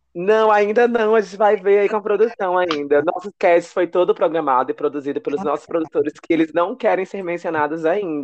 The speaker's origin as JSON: {"language": "Portuguese", "town": "Teresina", "region": "Piauí", "country": "Brazil", "said": "eu e a Nina, a gente é de Teresina também"}